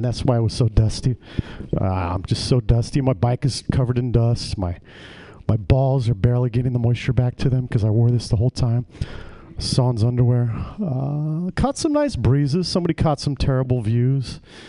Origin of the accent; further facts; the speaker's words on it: Ireland; Because, you know, I'm Irish.